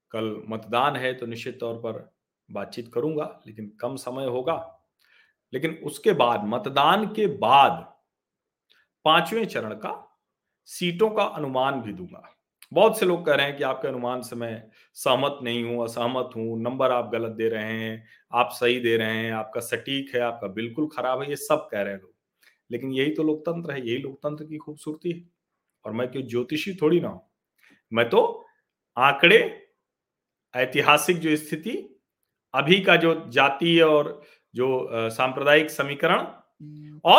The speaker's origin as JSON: {"language": "Hindi", "region": "Uttar Pradesh", "country": "India", "said": "ये विधानसभाएं तो वो है जिसमें एक तरह से कहें कि मेरा गांव है मेरा अपना शहर है मेरे आसपास के लोग हैं"}